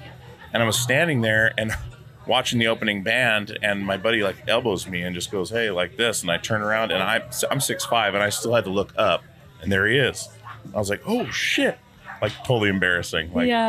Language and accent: English; Alaska, United States; I'm from Alaska. So I was in the punk scene in Alaska growing up